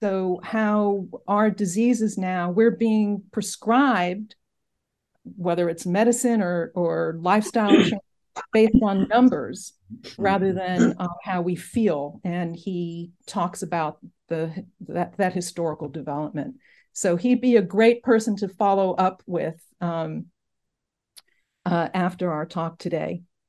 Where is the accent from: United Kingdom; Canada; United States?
United States; Brooklyn, New York; also born or lived in Berlin, Germany; So I grew up in Brooklyn, New York, in Bensonhurst, and went to college in southern Vermont, graduate school in Madison, Wisconsin.